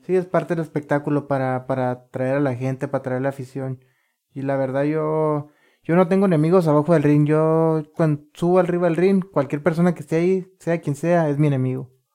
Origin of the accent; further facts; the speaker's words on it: Ensenada, Baja California, Mexico; yo soy de aquí de Ensenada y fíjate que qué coincidencias, nací unas súper cerquitas de aquí